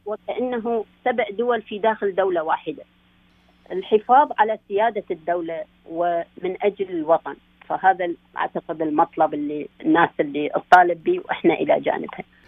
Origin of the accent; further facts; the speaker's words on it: Iraq; now in Canada; كعراقيين موجودين هنايا